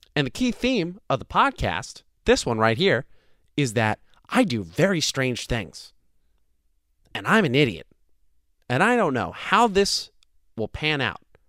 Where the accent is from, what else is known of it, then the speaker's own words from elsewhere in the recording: New Jersey, United States; I'm from New Jersey.